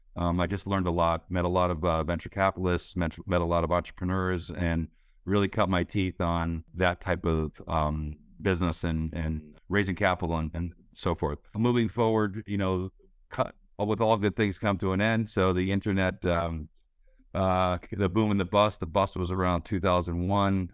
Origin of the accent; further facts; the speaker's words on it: Connecticut, United States; moved away as an adult; also born or lived in Silicon Valley / South Florida; I grew up in Connecticut